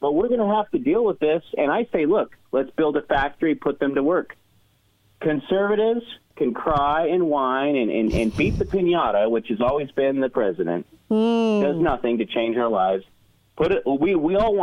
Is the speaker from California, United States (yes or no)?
yes; California, United States; I grew up in the California education system